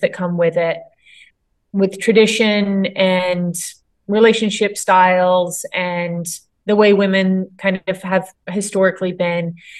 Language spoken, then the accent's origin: English; Myrtle Beach, South Carolina, United States; I grew up in Myrtle Beach, big tourist town where the ER was very busy